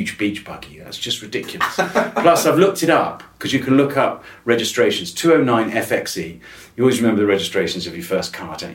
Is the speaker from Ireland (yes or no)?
no; Wiltshire, South West England, United Kingdom; I grew up in Wiltshire